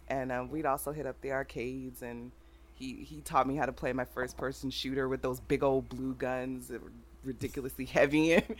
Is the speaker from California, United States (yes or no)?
yes; Oakland, California, United States; Oakland, California. Oh, okay. So it, you know, I went to a school where it was maybe like four white people and the rest were blacks and Asians and Mexicans